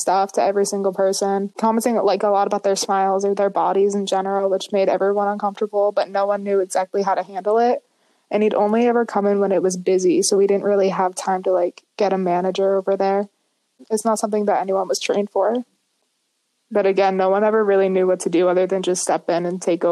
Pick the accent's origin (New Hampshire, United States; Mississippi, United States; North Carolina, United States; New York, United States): New Hampshire, United States; Meredith; I'm from Meredith, New Hampshire